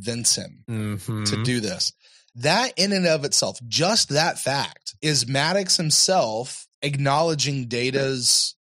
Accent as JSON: {"language": "English", "region": "the South", "country": "United States", "said": "I'm from the South down here"}